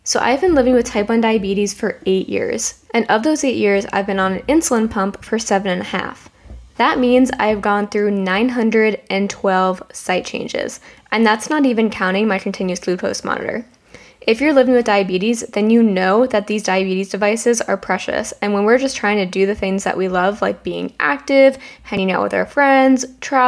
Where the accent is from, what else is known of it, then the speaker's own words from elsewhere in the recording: New Jersey, United States; I'm from Jersey